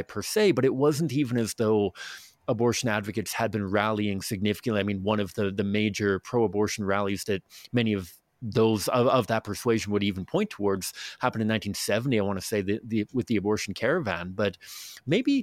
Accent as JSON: {"language": "English", "country": "Canada"}